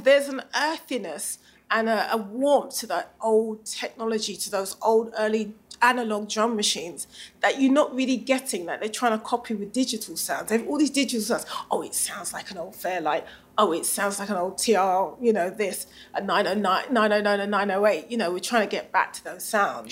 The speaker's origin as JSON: {"language": "English", "region": "England", "country": "United Kingdom", "said": "so where are you from? And you say, England."}